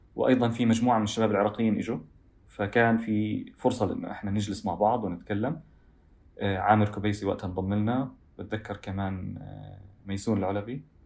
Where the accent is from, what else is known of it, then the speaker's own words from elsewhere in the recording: Doha, Qatar; also born or lived in Gaza (family origin); وولدت وعشت طول حياتي في في الدوحه